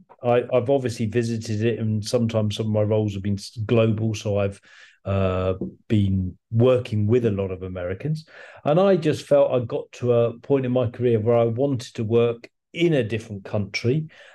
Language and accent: English; England, United Kingdom; now in Scotland; No, England. But as an Englishman in Scotland, it becomes really quite an interesting dynamic.